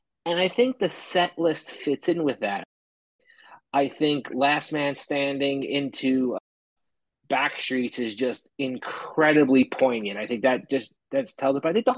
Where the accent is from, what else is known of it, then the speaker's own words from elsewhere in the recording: Kearny, New Jersey, United States; moved away as an adult; now in Houston, United States; Born and raised in Kearny, New Jersey, but I've been living in Houston since 2010.